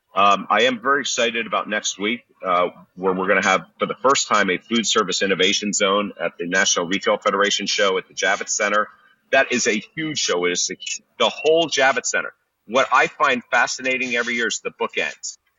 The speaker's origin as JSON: {"language": "English", "town": "Philadelphia", "region": "Pennsylvania", "country": "United States", "said": "I'm from Philadelphia"}